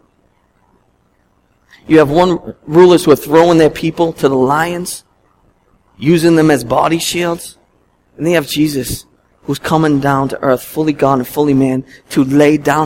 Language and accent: English; Boston, Massachusetts, United States; being a Bostonian all my life